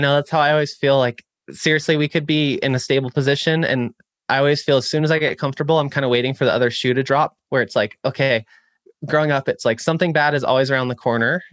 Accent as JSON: {"language": "English", "town": "Chico", "region": "California", "country": "United States", "tie": "born or raised there", "said": "my hometown of Chico, California"}